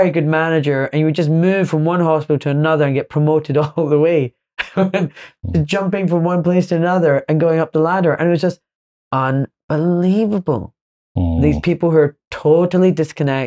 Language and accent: English; Glasgow, Scotland, United Kingdom; I'm from Glasgow